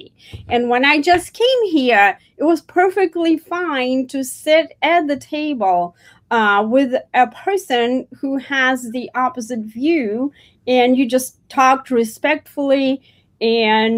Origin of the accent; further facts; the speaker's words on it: Russia; moved away as an adult; now in United States; I was born actually in the Soviet Union, former Soviet Union, before the country fell apart into 15 different countries.